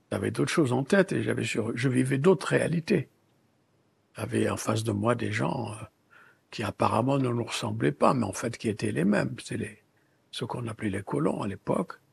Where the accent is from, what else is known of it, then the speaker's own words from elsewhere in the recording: Mauritania; born there; Je suis né à Taha, Mauritanie, dans un désert, une savane.